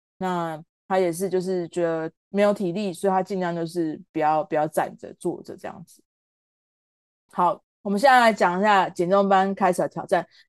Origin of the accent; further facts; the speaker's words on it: Tainan, Taiwan; 我我们家也炸，因为我也是台南人。